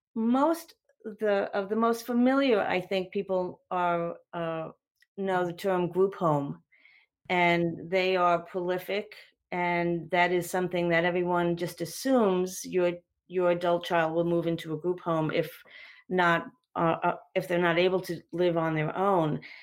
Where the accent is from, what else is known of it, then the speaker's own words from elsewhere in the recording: New Jersey, United States; now in North Carolina, United States; I'm not from North Carolina, but New Jersey